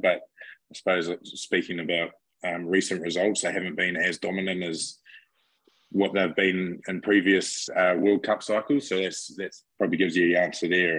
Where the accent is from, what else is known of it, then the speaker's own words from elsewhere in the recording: Cambridge, Waikato, New Zealand; moved away as an adult; also born or lived in Te Awamutu, New Zealand; now in United States; I grew up in Cambridge, which is 20 minutes away.